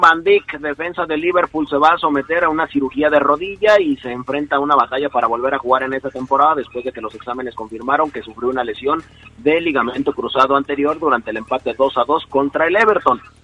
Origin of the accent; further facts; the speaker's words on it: Mexico; nosotros somos mexicanos